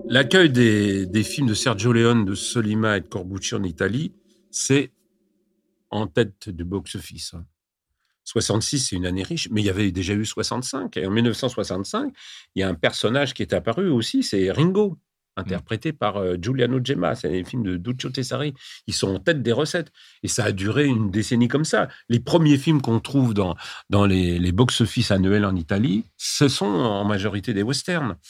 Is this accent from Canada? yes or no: no; France; Chez nous, en France